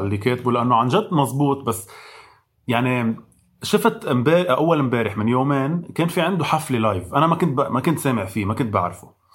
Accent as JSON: {"language": "Arabic", "country": "Lebanon", "said": "مش بس كلبنانية كعرب"}